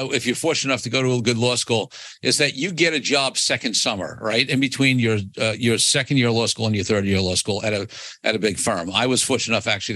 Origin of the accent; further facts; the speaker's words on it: New York City, New York, United States; I grew up in Brooklyn, New York